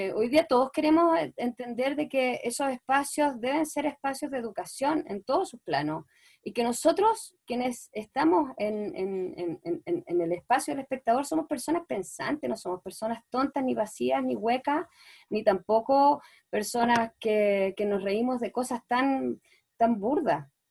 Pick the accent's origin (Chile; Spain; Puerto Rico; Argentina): Chile; soy una cara chilena de, la chilena popular